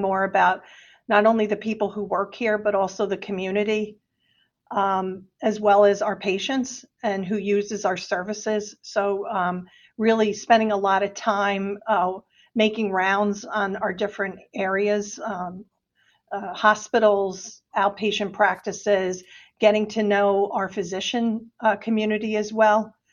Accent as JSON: {"language": "English", "region": "New Jersey", "country": "United States", "also_born_or_lived": "Delaware / Washington, D.C. / Pennsylvania", "moved": "as an adult", "said": "Jersey, I'm a Jersey girl. I'm originally from New Jersey"}